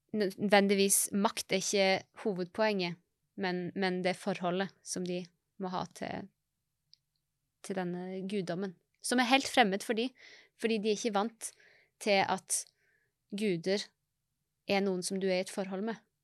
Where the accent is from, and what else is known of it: Norway